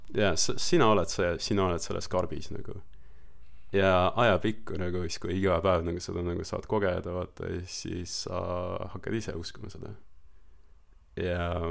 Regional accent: Estonia; moved away as an adult; also born or lived in Australia; now in New Zealand; ma kasvasin Eestis nagu üles ja ma ütlen, ma olen Eestist pärit

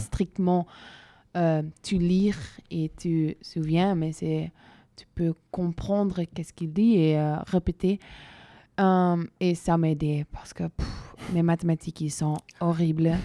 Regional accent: Belgium; je suis belge et j'ai toujours étudié en Belgique, mais dans des différentes villes

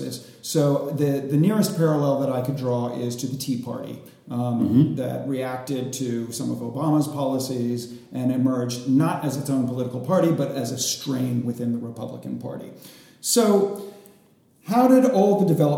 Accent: United States; as an American

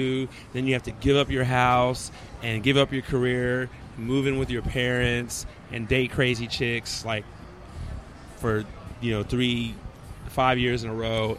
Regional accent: Houston, Texas, United States; also born or lived in Virginia; So then we moved to Texas and still ended up in a good part of HISD

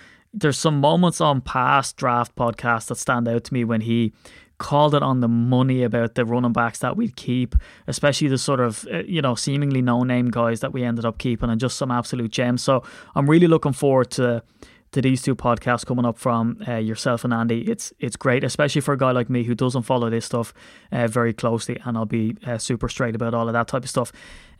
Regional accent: Ireland; it's spur of the moment, and I'm so Irish, so I'm going to run my mouth anyway.

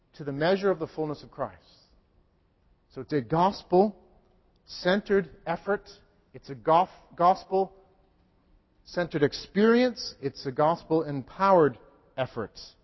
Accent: New England, United States; I'm a New Englander.

